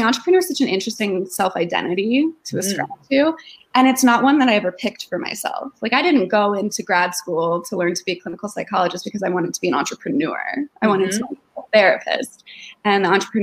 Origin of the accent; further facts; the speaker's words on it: Denver, Colorado, United States; I moved back home to my hometown of Denver, opened up my practice